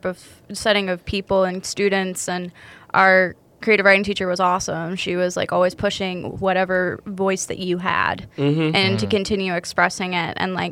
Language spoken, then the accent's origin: English; Greensboro, North Carolina, United States; moved away; the area where I grew up in Greensboro, North Carolina.